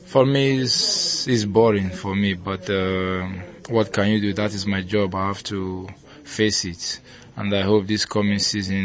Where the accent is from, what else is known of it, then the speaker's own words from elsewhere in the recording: Lagos, Nigeria; now in Trabzon, Turkey; The truth is that I grew up in Ajegunle